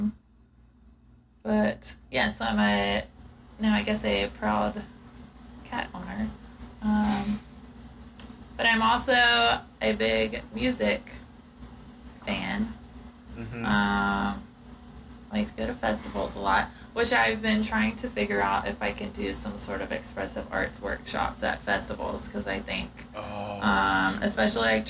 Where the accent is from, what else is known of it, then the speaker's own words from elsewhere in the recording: South Georgia, United States; I'm from South Georgia and people are Christian